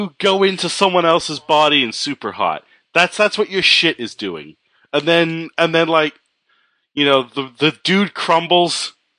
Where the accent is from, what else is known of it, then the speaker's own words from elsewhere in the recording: Canada; I'm Canadian.